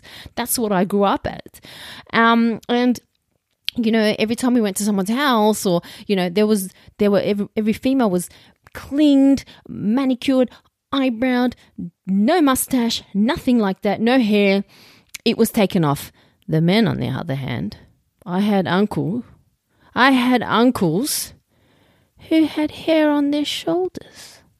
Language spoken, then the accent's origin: English; Roselands, New South Wales, Australia; I grew up like in Roselands, and I went to a punch bowl school. There was Arabs, Asians, and Aussies.